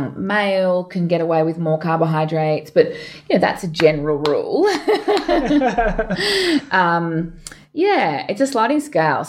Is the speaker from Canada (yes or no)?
no; Townsville, Queensland, Australia; now in Melbourne, Australia; I grew up in Townsville